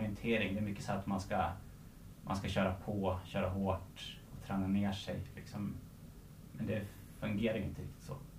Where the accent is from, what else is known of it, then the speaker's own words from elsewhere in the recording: Surahammar, Västmanland, Sweden; also born or lived in Stockholm / Tullinge; jag är uppväxt i Surahammar